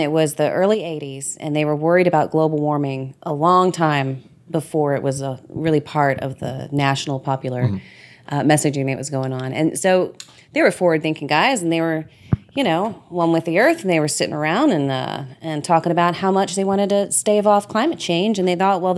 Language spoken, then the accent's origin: English; Washington Parish and New Orleans, Louisiana, United States; moved away as an adult; now in Austin, United States; I grew up in Washington Parish and partly in New Orleans. My family's from New Orleans.